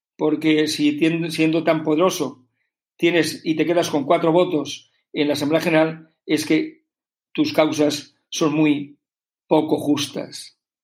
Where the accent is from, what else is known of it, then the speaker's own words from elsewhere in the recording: Spain; como ciudadano español